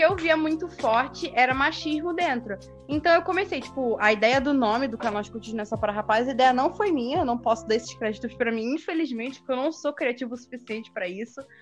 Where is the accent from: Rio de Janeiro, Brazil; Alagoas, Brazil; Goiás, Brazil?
Rio de Janeiro, Brazil; now in Porto Alegre, Brazil; eu sou natural do Rio de Janeiro, né? E daí eu me mudei pra Porto Alegre